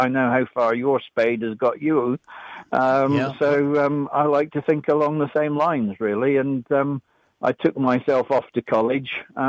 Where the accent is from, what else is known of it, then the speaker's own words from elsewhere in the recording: Kinross, Scotland, United Kingdom; now in Burcott, England; Born and brought up as a Scot